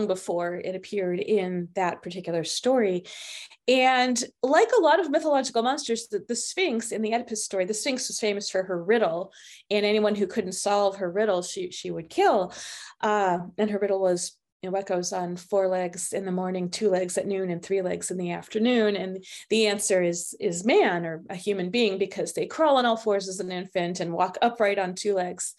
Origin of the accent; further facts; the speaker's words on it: Los Angeles, California, United States; I grew up in Los Angeles in the 1960s and 70s